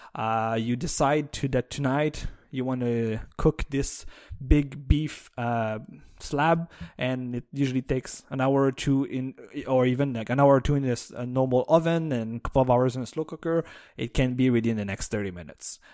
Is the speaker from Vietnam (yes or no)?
no; Canada; as a Canadian